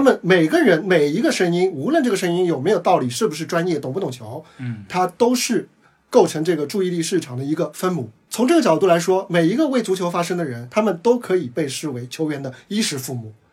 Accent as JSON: {"language": "Chinese", "region": "Shanghai", "country": "China", "said": "我是上海人"}